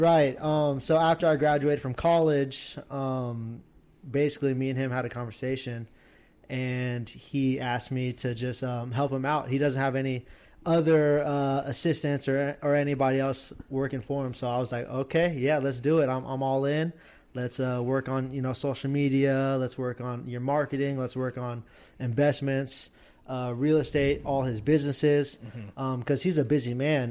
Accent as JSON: {"language": "English", "town": "Junction City", "country": "United States", "tie": "born or raised there", "said": "we're from Junction City"}